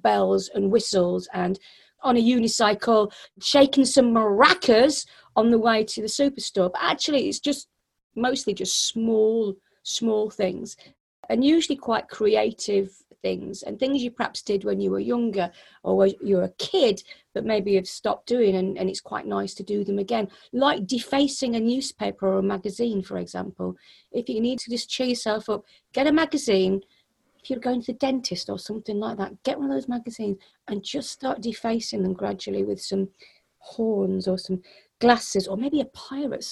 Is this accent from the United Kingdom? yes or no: yes; Yorkshire and the Humber, United Kingdom; I'm from Yorkshire